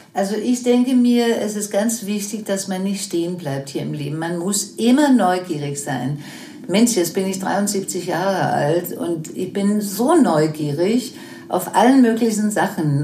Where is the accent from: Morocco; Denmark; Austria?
Denmark; German is a second language; moved away as an adult; also born or lived in United States / Germany; ich dann zurückkam in meine Heimat Dänemark